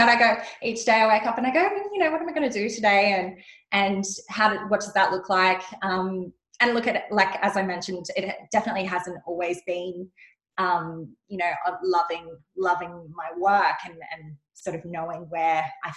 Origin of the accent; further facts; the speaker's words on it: Sydney, New South Wales, Australia; also born or lived in Western Australia; I'm from Sydney, but I was living in Western Australia